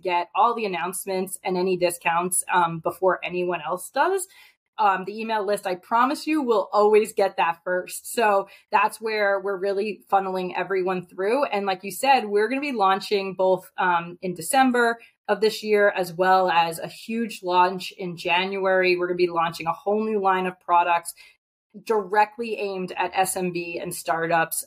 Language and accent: English; New York, United States; I'm from New York